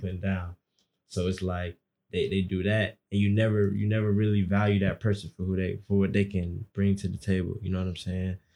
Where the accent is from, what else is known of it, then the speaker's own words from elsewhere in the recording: Atlanta, Georgia, United States; I kinda use a lot of Atlanta terms 'cause I'm from Atlanta.